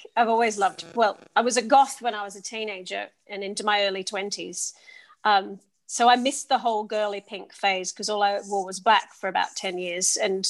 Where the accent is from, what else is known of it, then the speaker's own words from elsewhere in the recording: Sydney, New South Wales, Australia; accent: English; also born or lived in Oxford, United Kingdom; my English accent comes from living in the UK for half my life. So I grew up in both Oxford and Sydney and went to school in Oxford, in both primary and secondary school